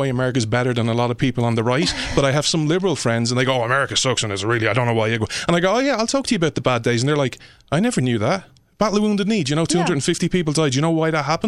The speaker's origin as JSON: {"language": "English", "country": "Ireland", "said": "As an Irishman looking in from abroad"}